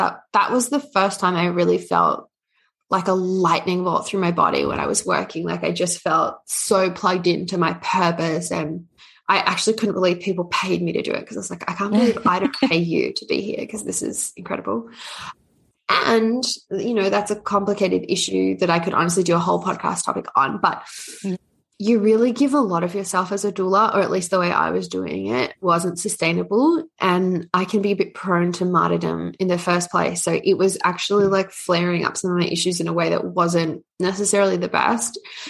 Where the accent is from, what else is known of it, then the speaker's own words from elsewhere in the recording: Australia; also born or lived in Canada; I'm Australian Canadian, so it's a bit of a hybrid one.